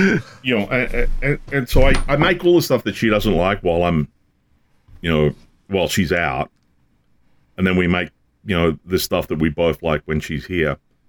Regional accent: the South, United States; This is like, I come from the South.

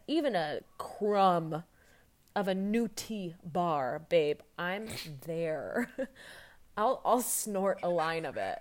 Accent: Fishers, Indiana, United States; now in Chicago, United States; I'm from Fishers, Indiana

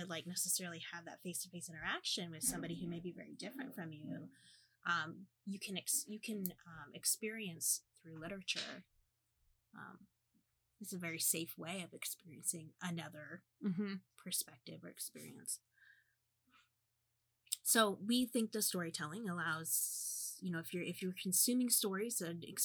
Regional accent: Midwest, United States; as like a Midwesterner

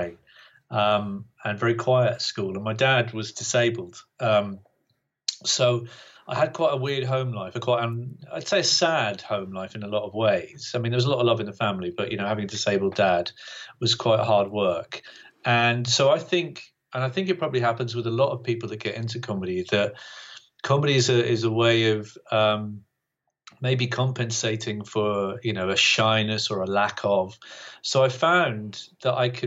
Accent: Great Yarmouth, East of England, United Kingdom; also born or lived in Bungay, Suffolk / Norwich; my dad died when I was 10. And after that, we moved to Great Yarmouth

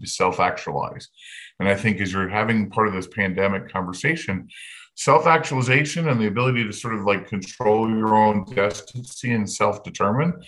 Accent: Indianapolis, Indiana, United States; my hometown of Indianapolis

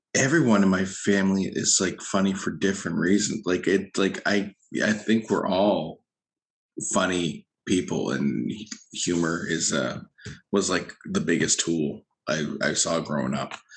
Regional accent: Lower Sackville, Nova Scotia, Canada; born or raised there; also born or lived in Halifax, Nova Scotia

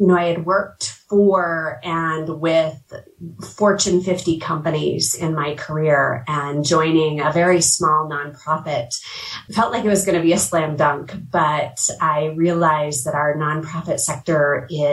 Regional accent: Colorado, United States; I grew up in Colorado. I'm a Colorado native

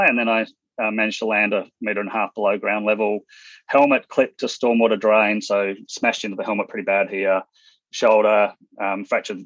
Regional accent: Western Australia, Australia; moved away as an adult; also born or lived in Hong Kong; now in Brisbane, Australia; I grew up in Western Australia, school teachers as parents, traveled around WA, went through a few different schools

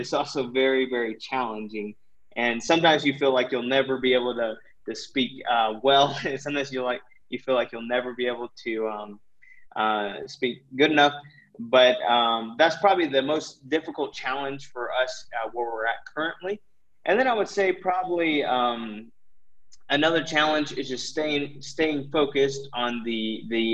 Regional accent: United States; moved away as an adult; now in Ecuador; as American Christians

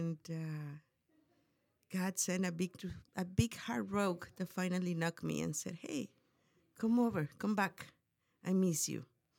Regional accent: Mexico; English is a second language; moved away as an adult; now in United States; I was born in Mexico, and I lived there until I was 18 years mm-hmm. old.

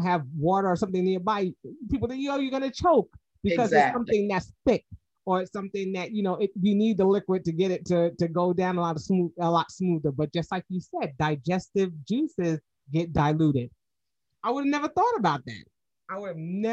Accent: New York, United States; now in Georgia, United States; my grandmother was born here in Georgia, and I'm even though I'm from New York

